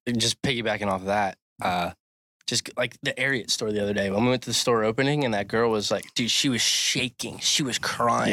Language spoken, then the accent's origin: English; Cecil County, Maryland, United States; moved away as an adult; also born or lived in Texas; I am originally from Cecil County, Maryland, A K A Cecil Tucky, little redneck town